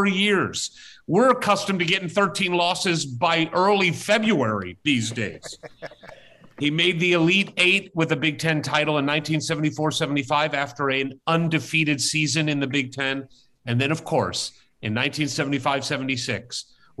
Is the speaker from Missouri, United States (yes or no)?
yes; St. Louis, Missouri, United States; my hometown of St. Louis, Missouri